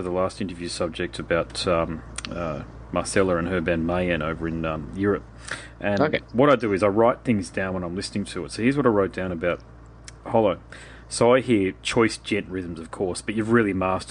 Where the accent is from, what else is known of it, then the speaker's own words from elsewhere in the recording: Brisbane, Queensland, Australia; I'm from Brisbane